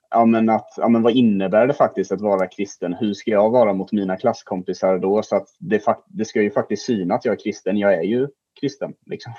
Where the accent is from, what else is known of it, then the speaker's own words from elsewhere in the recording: Jönköping, Jönköping County, Sweden; now in Falkenberg, Sweden; Jag bor i Falkenberg och går på Falkenbergs gymnasieskola, men jag kommer faktiskt från Jönköping